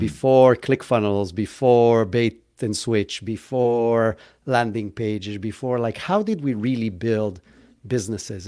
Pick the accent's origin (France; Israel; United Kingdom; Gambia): Israel; moved away as an adult; now in United States; I grew up in Israel, hence where if you were kind of, like, trying to pick up the accent, that's where I'm from